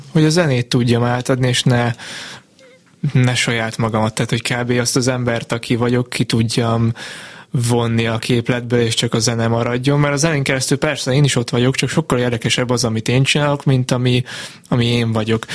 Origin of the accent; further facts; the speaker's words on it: Martfű, Jász-Nagykun-Szolnok, Hungary; én Martvin nőttem fel, Szolnokon lett voltam tinédzser